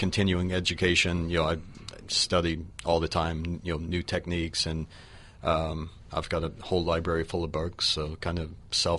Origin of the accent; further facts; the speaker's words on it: Oklahoma, United States; now in Florida, United States; I grew up in Oklahoma.